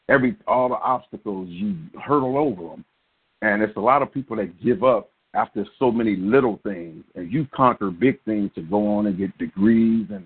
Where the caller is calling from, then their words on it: Kankakee, Illinois, United States; I'm calling from Kankakee, Illinois.